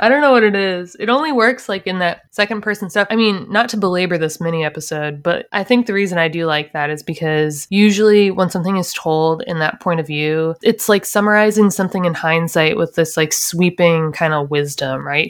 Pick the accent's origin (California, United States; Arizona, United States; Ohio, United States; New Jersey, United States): Ohio, United States; now in Florida, United States; I'm from Ohio